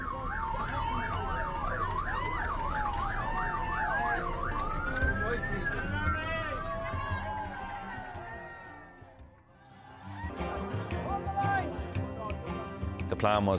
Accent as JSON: {"language": "English", "town": "Clara", "region": "County Offaly", "country": "Ireland", "tie": "born or raised there"}